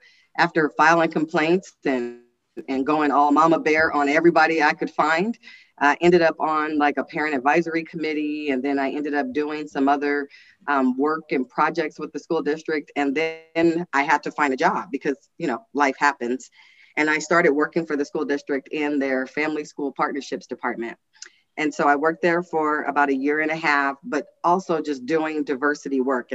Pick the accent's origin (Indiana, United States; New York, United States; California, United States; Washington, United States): California, United States; Los Angeles; also born or lived in Kansas City, Missouri; now in Reno, United States; I was born in Kansas City, Missouri, but raised in South Central Los Angeles